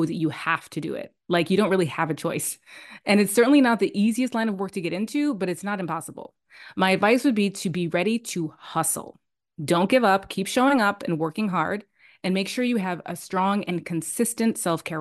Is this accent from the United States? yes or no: yes; New York, United States; moved away as an adult; now in Madrid, Spain; I'm originally from New York, raised and educated, but I'm currently based in Madrid, Spain